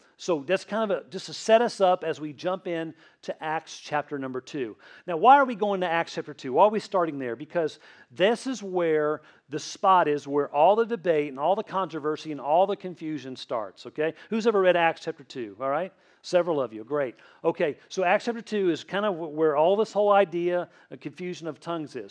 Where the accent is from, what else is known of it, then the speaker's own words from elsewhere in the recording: Tennessee, United States; accent: Tennessee; moved away; I grew up in Tennessee most of my childhood